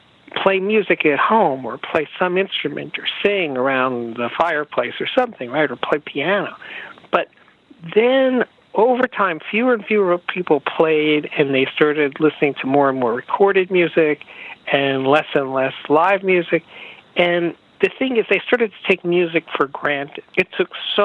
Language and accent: English; New York, United States; I'm a New Yorker